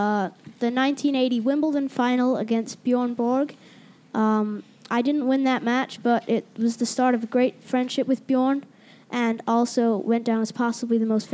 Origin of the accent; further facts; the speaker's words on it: New York, United States; also born or lived in Germany; I was born in Germany, and when I was one, I moved to New York.